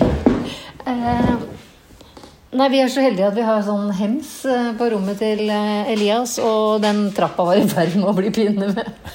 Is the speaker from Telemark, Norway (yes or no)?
no; Tønsberg, Vestfold, Norway; jeg som er fra Tønsberg